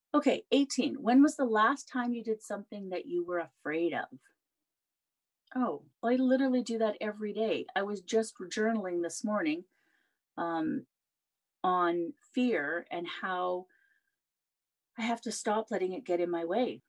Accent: Canada; I'm Canadian

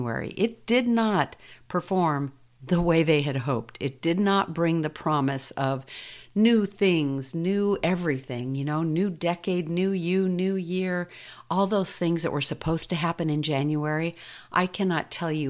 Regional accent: United States; growing up here in the U.S.

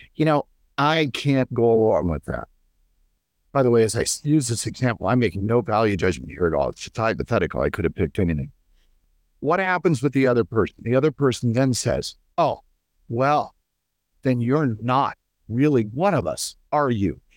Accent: United States; as an American

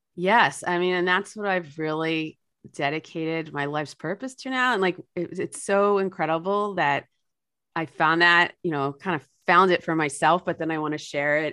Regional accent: New Jersey, United States; my home state of New Jersey

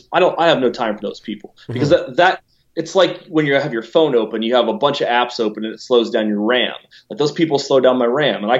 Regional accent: Lancaster, Ohio, United States; now in Columbus, United States; I grew up in Lancaster, Ohio, which was founded by the Germans in 1803

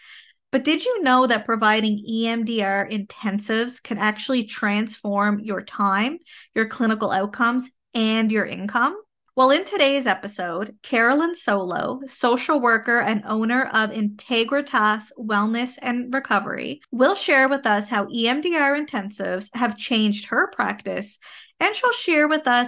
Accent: Canada; I am a Canadian social worker, business coach, and private practice owner.

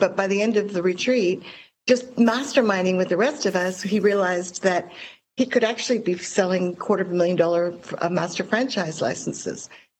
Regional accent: Hong Kong; My story is a bit like yours. I grew up in Hong Kong

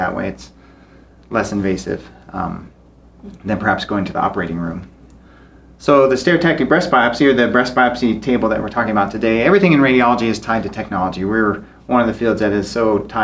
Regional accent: Basin, Wyoming, United States; now in Cody, United States; I grew up in Basin, Wyoming, so not too far away, about an hour away

